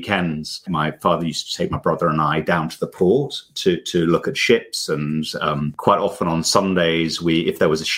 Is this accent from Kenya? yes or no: yes; Mombasa, Mombasa County, Kenya; My growing up in Mombasa, which is actually on the coast, so it's on the Indian Ocean, we were very, very close to the beach.